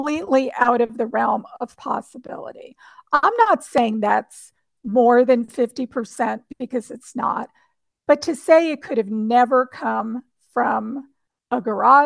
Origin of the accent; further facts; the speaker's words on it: New Jersey, United States; now in Central Texas, United States; I grew up in New Jersey